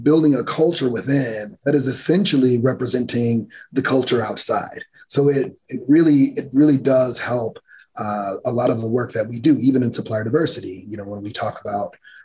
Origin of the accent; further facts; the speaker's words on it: Gary, Indiana, United States; I grew up in Gary, Indiana